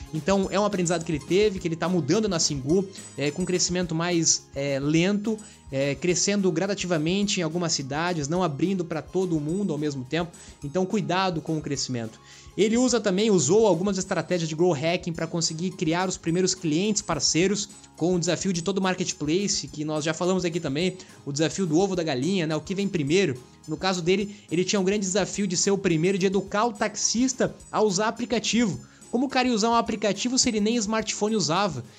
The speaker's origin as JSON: {"language": "Portuguese", "country": "Brazil"}